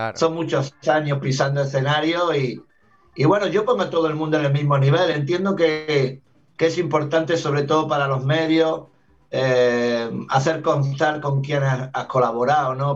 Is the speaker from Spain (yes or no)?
yes; Granada, Andalusia, Spain; moved away as an adult; also born or lived in Argentina; nací en Granada, en la, ciudad de Granada, en Andalucía, en el sur de España, cuna del flamenco